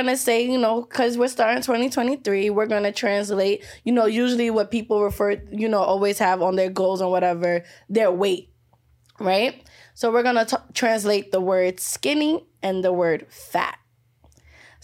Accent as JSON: {"language": "English", "country": "United States", "tie": "born or raised there", "said": "I was born in America"}